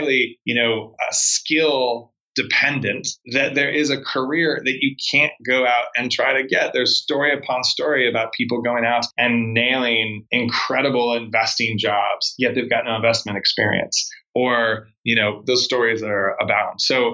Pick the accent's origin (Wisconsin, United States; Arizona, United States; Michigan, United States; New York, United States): Arizona, United States; moved away as an adult; also born or lived in Long Beach, California / Los Angeles / Spain / Portugal; I was born in Long Beach, California, but I grew up in Arizona